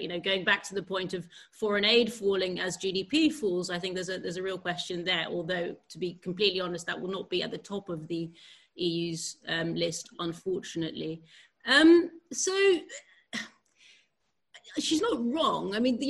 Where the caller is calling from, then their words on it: Netherlands; I'm calling you from the Netherlands